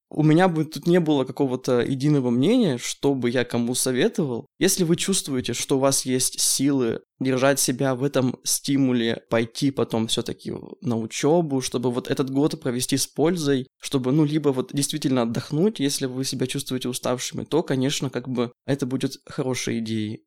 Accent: Yekaterinburg, Sverdlovsk Oblast, Russia; мы с Аленой а, местные, мы из Екатеринбурга, поэтому а, живем с родителями пока что

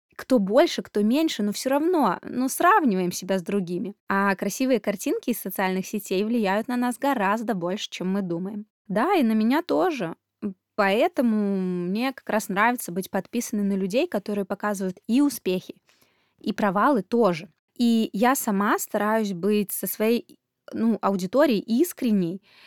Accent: Belarus; moved away; Сама я родом из Беларуси

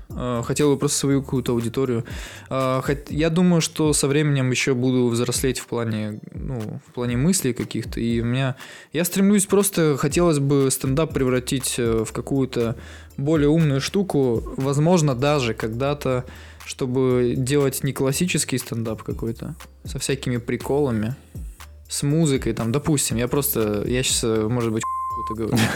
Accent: Yekaterinburg, Sverdlovsk Oblast, Russia; мы с Урала

